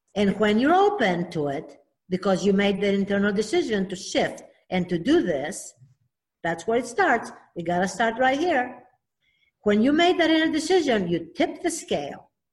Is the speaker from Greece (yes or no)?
yes; Athens, Attica, Greece; moved away; I'm originally from Athens, Greece